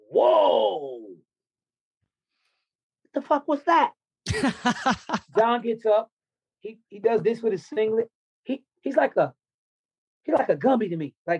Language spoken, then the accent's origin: English; the South, United States; because I grew up in the South, mm-hmm. and I know it when I see it.